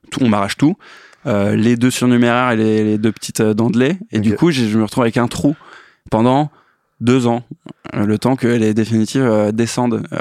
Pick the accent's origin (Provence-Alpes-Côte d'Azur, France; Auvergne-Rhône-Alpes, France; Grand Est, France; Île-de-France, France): Grand Est, France; Metz; moved away as an adult; now in Paris, France; C'est qu'on vient de l'Est. Exact. je suis né à Metz en 92.